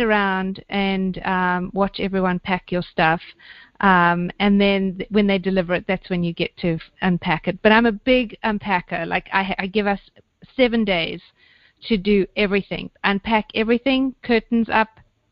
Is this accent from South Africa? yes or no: yes; South Africa; moved away as an adult; also born or lived in London; I am originally South African, born and bred, and then I got a bit of a need for adventure, so I did what all good South African girls do, and I went to London